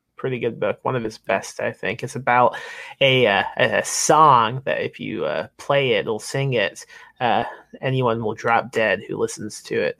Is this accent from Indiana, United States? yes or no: yes; Lake Station, Indiana, United States; I'm from Indiana, so I wasn't too uh, distant from uh, Michigan